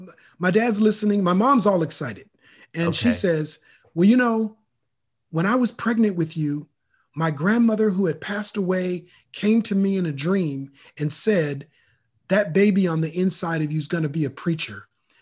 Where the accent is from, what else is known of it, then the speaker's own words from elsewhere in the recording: Minneapolis, Minnesota, United States; now in Sacramento, United States; I'm originally from Minneapolis, Minnesota. Okay. And so grew up in the frozen tundra.